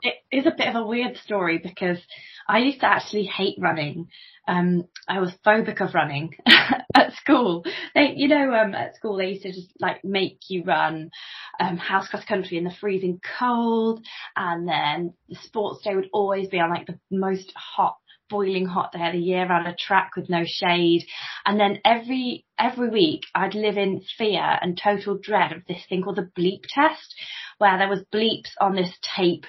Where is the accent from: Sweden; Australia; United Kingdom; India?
United Kingdom; Coventry, West Midlands; now in Stamford, United Kingdom; I spent many a happy day cycling around Rutland Water as a kid because I'm from Coventry. I'm not actually from Stamford. I'm from Coventry originally